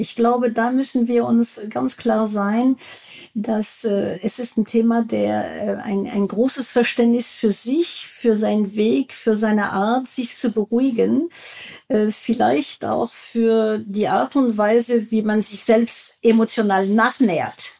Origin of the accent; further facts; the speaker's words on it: France; German is a second language; moved away; ich bin Französin